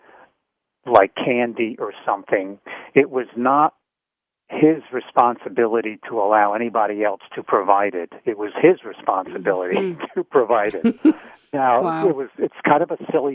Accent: New Jersey, United States; growing up in Jersey

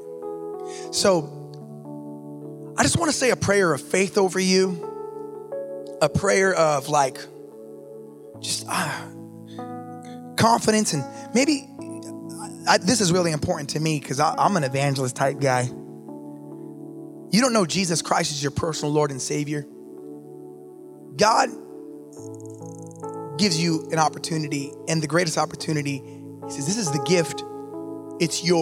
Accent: Los Angeles, California, United States; I grew up in East

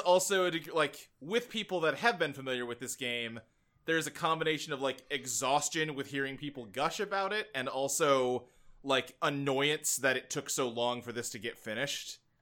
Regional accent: Kentucky, United States; moved away as an adult; I grew up in Kentucky. We moved there when I was, like, eight, and I lived there till I was, like, twenty-one, twenty-two.

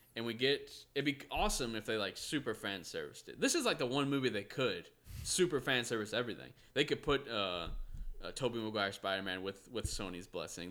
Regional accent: United States; we're one of the few here from America

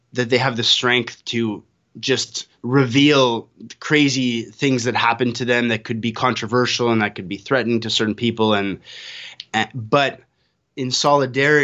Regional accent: Canada; now in Costa Rica; I'm a Canadian living in Costa Rica.

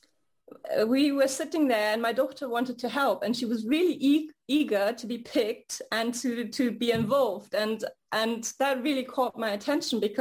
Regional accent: Hamburg, Germany; also born or lived in United States; now in Paris, France; I grew up in Hamburg, Germany, which is near the Baltic Sea and the North Sea

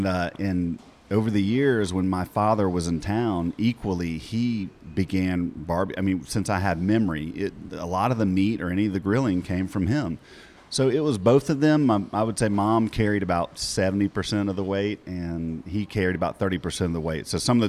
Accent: Decatur, Georgia, United States; I grew up in Decatur

